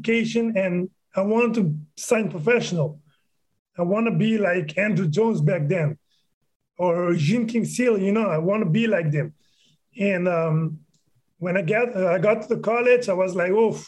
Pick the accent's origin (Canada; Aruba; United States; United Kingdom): Aruba; I was born and raised in Aruba.